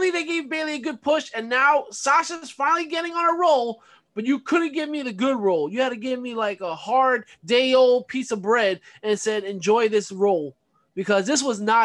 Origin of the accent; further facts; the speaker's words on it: New York City, New York, United States; growing up in Brooklyn